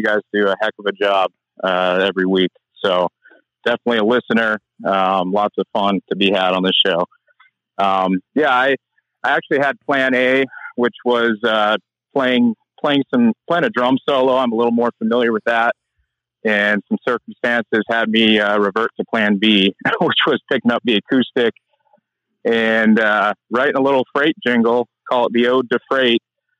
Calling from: North Carolina, United States; I'm actually in Central North Carolina, hot and muggy.

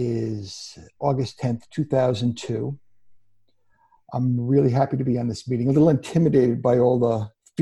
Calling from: Woodbury, Connecticut, United States; I'm calling in from Woodbury, Connecticut in the Litchfield Hills.

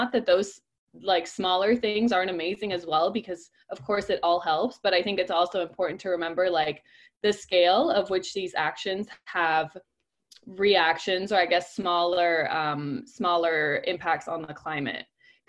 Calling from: Copenhagen, Capital Region of Denmark, Denmark; English is a second language; I'm reporting from Copenhagen, Denmark.

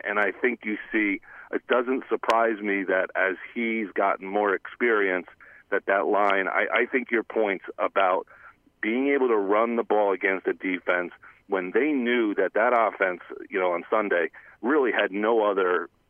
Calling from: Cranford, New Jersey, United States; … and … … from Cranford.

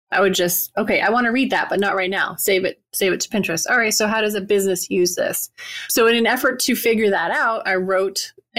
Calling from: Wilmington, North Carolina, United States; Wilmington, North Carolina, U.S. So about 15-minute drive to my favorite beach. It's green and beautiful here this time of year.

